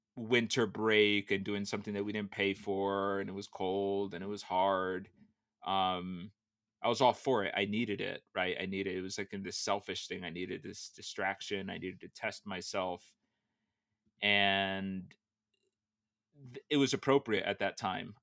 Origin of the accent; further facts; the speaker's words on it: Danbury, Connecticut, United States; moved away as an adult; also born or lived in San Francisco; where I grew up in the East Coast